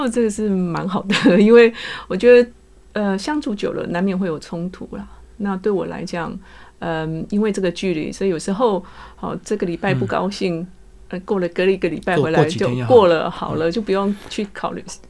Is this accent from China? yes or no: no; Taiwan; now in United Kingdom; 因为我是台湾人在英国的情形之下，然后在家里，我跟我大儿子讲中文嘛，还有讲台语